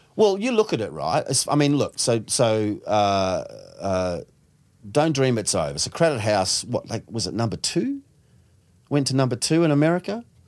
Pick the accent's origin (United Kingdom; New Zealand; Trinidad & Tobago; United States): New Zealand; now in Sydney, Australia; being a Kiwi